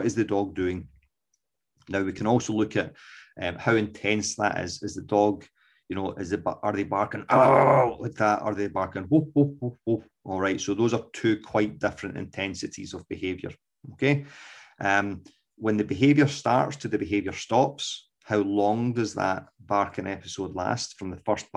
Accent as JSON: {"language": "English", "region": "Scotland", "country": "United Kingdom", "accent": "Scots", "said": "my dulcet Scots accent"}